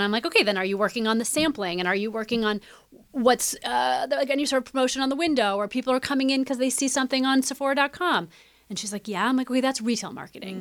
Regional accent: Midwest, United States; growing up in the Midwest

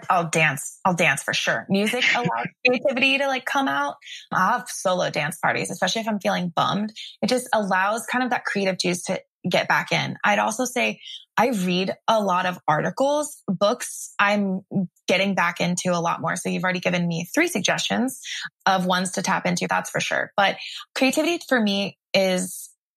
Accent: Greenwood, Indiana, United States; moved away as an adult; also born or lived in Tulsa, Oklahoma; now in California, United States; I'm from Greenwood, so shout out Greenwood.

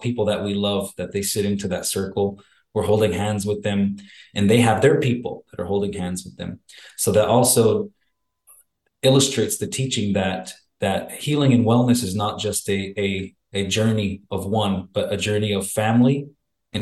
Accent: Arizona, United States; I'm originally from the Salt River Pima Maricopa community. It's a small reservation right outside of the city of Scottsdale in Arizona

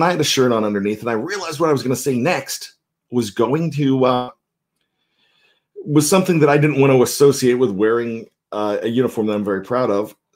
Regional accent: Johnstown, Pennsylvania, United States; a young lad growing up in Johnstown, Pennsylvania.

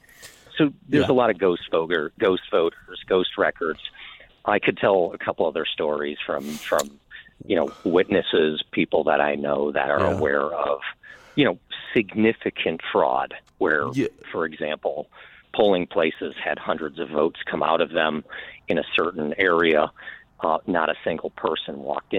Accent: Illinois, United States; I was involved in elections in my home state of Illinois, actually managed a governor's race here

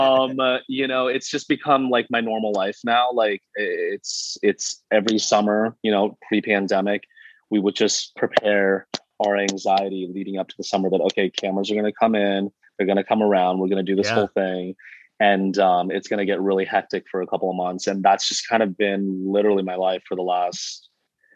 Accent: Missoula, Montana, United States; now in Los Angeles, United States; Born and raised actually in Missoula, Montana.

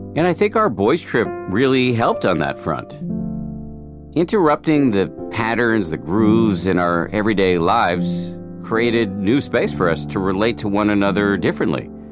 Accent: Boston, Massachusetts, United States; moved away; I grew up in Boston and my parents are still there

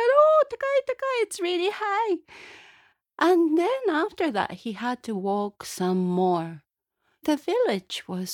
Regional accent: Tokyo, Japan; now in Glens of Antrim, United Kingdom; I'm originally from Tokyo, Japan, but guess where I am living now? I live in Northern Ireland

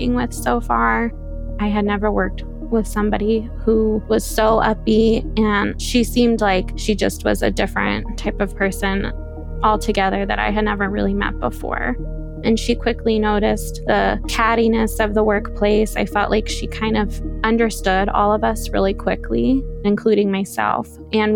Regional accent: Midwest, United States; I am 27 years old and I am from the Midwest.

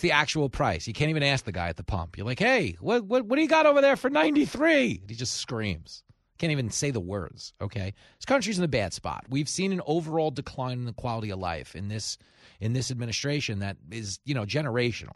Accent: New York, United States; here in my home state of New York

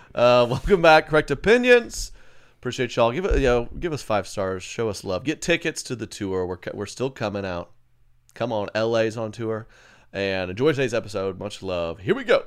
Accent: Edmond, Oklahoma, United States; now in Kansas City, United States; I grew up in Edmond, Oklahoma

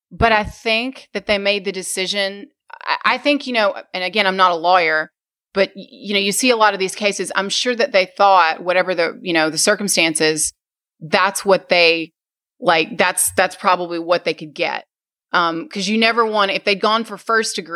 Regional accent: Arkansas, United States; no, I'm from Arkansas, and uh, I haven't lived there in a long time.

